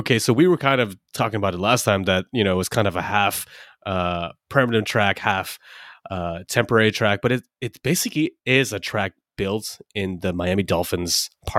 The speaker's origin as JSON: {"language": "English", "country": "United Kingdom", "said": "And then he realized, oh shit, I'm British."}